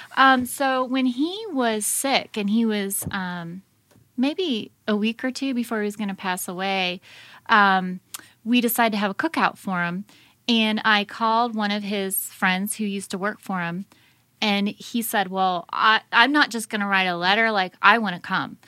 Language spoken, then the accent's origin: English; United States; as an American